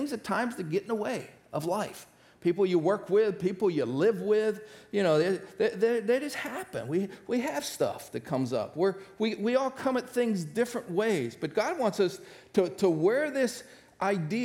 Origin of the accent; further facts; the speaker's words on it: Northeast Ohio, United States; I grew up in Northeast Ohio